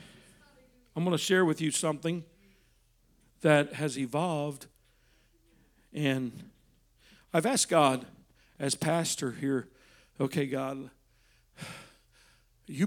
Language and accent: English; Texas, United States; I was raised in Texas with guns